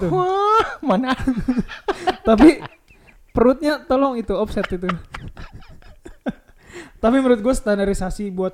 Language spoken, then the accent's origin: Indonesian; West Java, Indonesia; gue juga orang gue orang Sunda